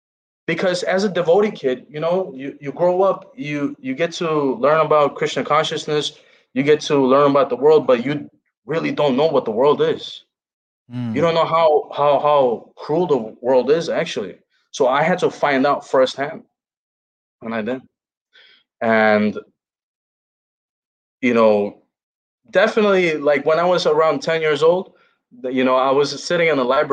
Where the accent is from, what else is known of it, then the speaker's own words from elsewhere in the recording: Chicago, Illinois, United States; It was amazing, you know, growing up in Chicago.